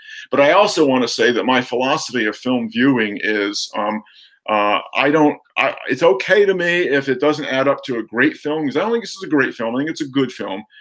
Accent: outside of New Haven, Connecticut, United States; I grew up outside of New Haven

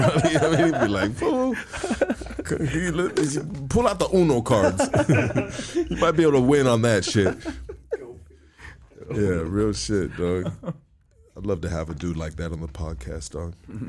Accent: California, United States; Bro, I'm from Cali, homie.

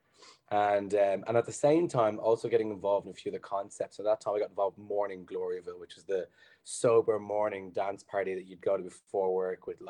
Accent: Blanchardstown, Leinster, Ireland; also born or lived in Dublin; I'm initially from Blanchardstown, and I moved into town for the final year of college doing engineering.

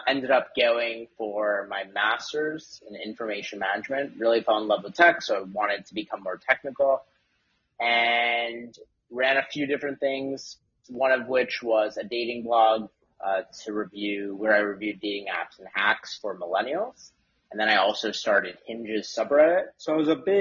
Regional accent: Westchester, New York, United States; also born or lived in Syracuse, New York; I grew up in Westchester, New York

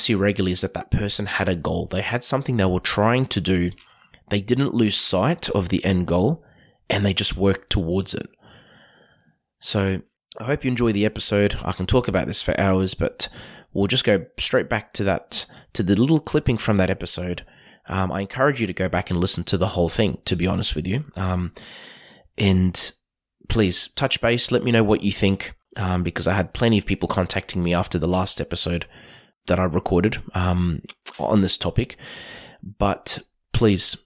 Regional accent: Queensland, Australia; my experience as a Queenslander growing up

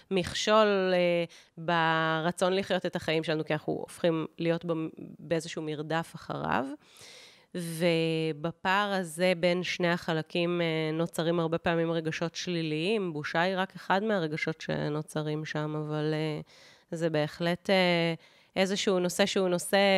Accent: Kibbutz Gat, Southern District, Israel; איך שאני גדלתי בשנות ה-1980 בקיבוץ גת, זה שונה מאיך שמאיה הבת שלי גדלה בשנות ה-2012 ואילך אה, בקיבוץ גת.

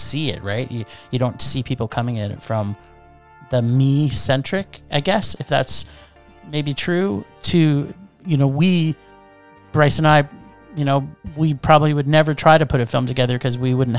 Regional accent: Toronto, Ontario, Canada; I grew up in Toronto

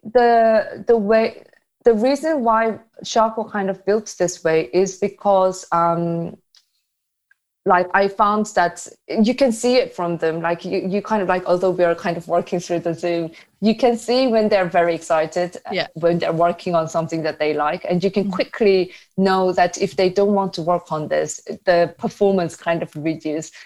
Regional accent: South Korea; moved away; I'm from South Korea

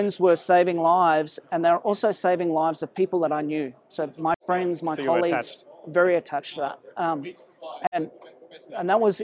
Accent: Sydney, New South Wales, Australia; also born or lived in South Africa; I was born in South Africa, and my family moved to Australia when I was 10. I grew up in Sydney

